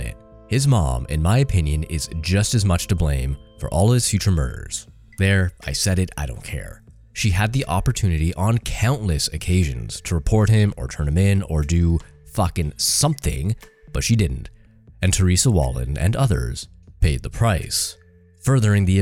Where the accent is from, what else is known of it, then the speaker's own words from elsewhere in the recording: Canada; I'm Canadian